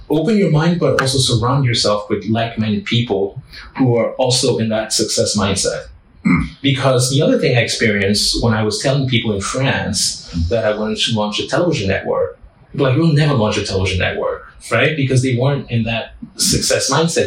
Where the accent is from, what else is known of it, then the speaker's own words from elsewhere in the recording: Lomé, Maritime, Togo; moved away; I'm a boy from Lomé. I was raised as a francophone, yet my entire career has been in the English speaking world.